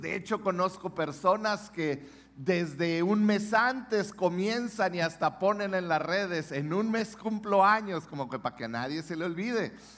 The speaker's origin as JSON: {"language": "Spanish", "country": "Mexico", "said": "los mexicanos celebramos la Pascua"}